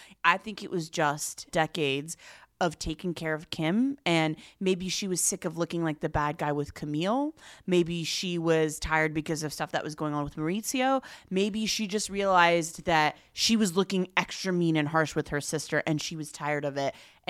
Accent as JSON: {"language": "English", "country": "United States", "said": "I'm just too American to have picked up on it, sadly."}